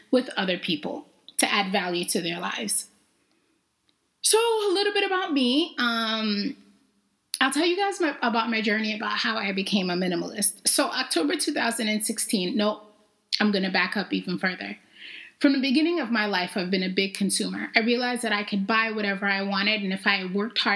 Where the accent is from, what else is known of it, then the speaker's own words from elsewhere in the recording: New York City, New York, United States; also born or lived in Jamaica; I grew up in New York. I was originally born in Jamaica. And then my parents decided to immigrate to New York City, which is where I learned, I guess, to be me